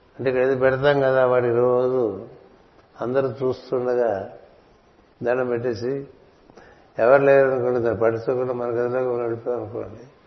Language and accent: Telugu; Telugu-speaking region, India; నేను తెలుగువాడిని ఇప్పటికే తమిళ దేశంలో పది రోజుల నుంచి ఉన్నాం